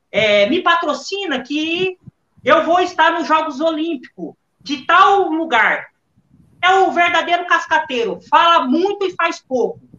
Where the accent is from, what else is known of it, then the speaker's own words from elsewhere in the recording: Brazil; born there; Eu tenho hoje dois países que eu amo: é Portugal e o Brasil. Nasci aqui é, no Brasil, não vou negar minhas origens, a minha terra, mas, cara, defenderia Portugal com maior orgulho também.